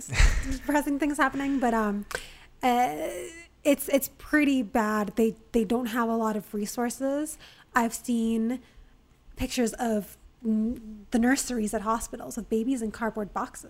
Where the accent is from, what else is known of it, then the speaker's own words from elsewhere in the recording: South Florida, United States; also born or lived in Venezuela; that's where I grew up in South Florida.